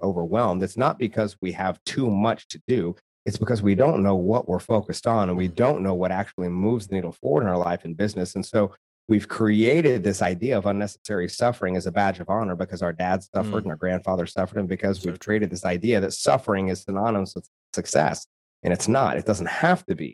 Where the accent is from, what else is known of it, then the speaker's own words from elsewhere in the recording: rural Oklahoma, United States; I'm from rural Oklahoma